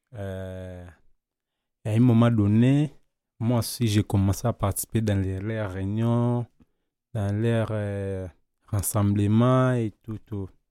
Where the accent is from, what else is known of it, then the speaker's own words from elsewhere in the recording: DR Congo; moved away as an adult; now in Montreal, Canada; chez nous, au Congo